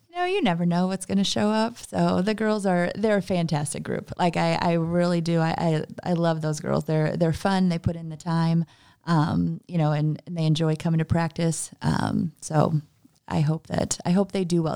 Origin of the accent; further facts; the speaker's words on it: Gillespie, Illinois, United States; also born or lived in Kankakee, Illinois; I am actually from Gillespie